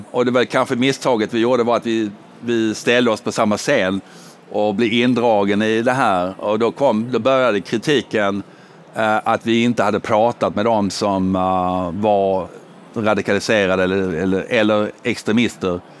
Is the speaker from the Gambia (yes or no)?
no; United Kingdom; now in Sweden; jag kommer dock från Storbritannien där man lindar in mycket.